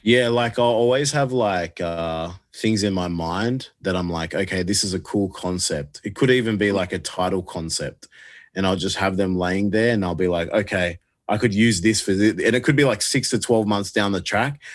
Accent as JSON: {"language": "English", "country": "Australia", "said": "I love being Australian"}